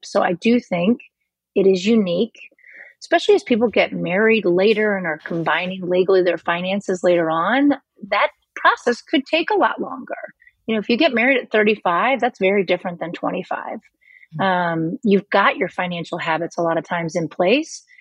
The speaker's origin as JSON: {"language": "English", "region": "Missouri", "country": "United States", "moved": "yes", "said": "I'm from Missouri original, and I'm uh, originally, and I'm from the Show Me state."}